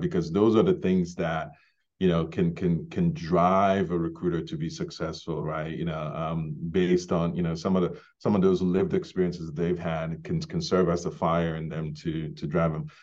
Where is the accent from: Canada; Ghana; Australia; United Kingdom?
Ghana; also born or lived in Bronx, New York, United States; now in Maine, United States; I was born in Ghana, grew up in Ghana, um, before immigrating to the U S